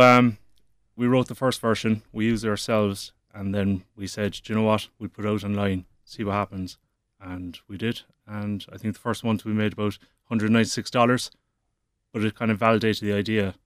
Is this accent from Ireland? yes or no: yes; Cork, Munster, Ireland; Peter and myself, we're both from Cork. Our families are in Cork. We're educated in Cork